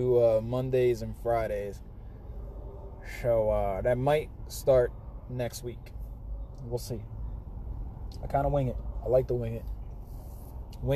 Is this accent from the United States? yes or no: yes; Florida, United States; now in New Jersey, United States; I'm from Florida. I live in Jersey